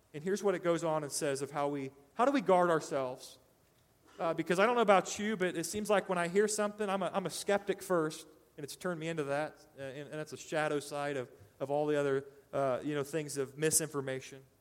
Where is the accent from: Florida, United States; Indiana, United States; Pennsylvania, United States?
Indiana, United States; Decatur; moved away; I lived in uh, Decatur, Indiana, my hometown